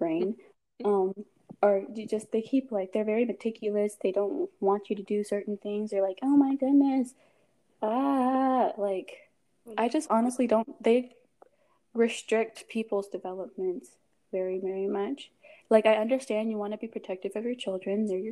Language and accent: English; Texas, United States; also born or lived in Nigeria; I'm from Nigeria, and I'm also from Texas. I was born in Texas.